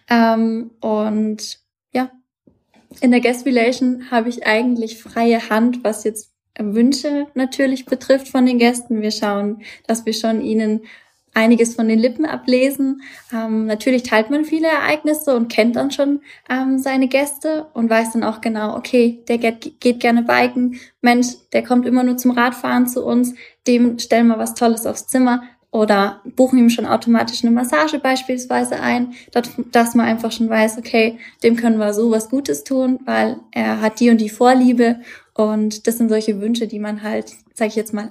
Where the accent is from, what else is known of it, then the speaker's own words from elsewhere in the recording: Bavaria, Germany; Ich komme ja auch aus Bayern. Ich bin ja eigentlich äh, fränkisches Mädchen. Dementsprechend ist es für mich eigentlich wie Heimat.